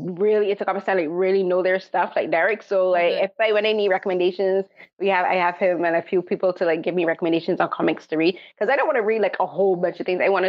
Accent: Barbados; Growing up in Barbados, they were expensive

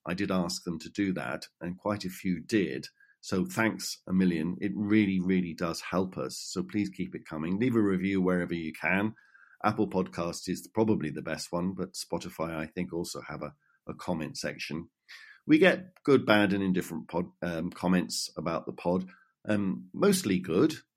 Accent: United Kingdom; now in Ireland; as a Brit who is more used to British conventions around right and left

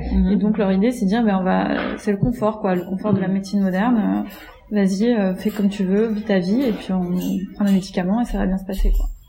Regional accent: Greece; moved away as an adult; now in Paris, France; j'ai grandi, j'ai grandi en Grèce en fait, et mes parents sont encore là-bas

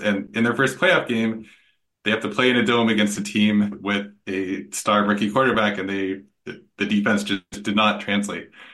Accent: Seattle, Washington, United States; I'm I'm from Seattle and a Seahawks fan

